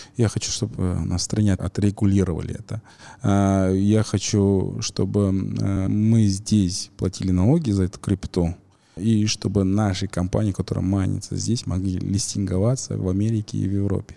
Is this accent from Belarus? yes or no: no; Kazakhstan; мы, казахи